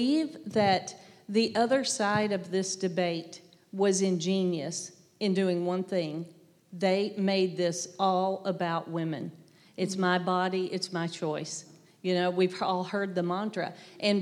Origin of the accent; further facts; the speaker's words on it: the South, United States; I'm from the South. I don't hear my accent, but everybody says I have one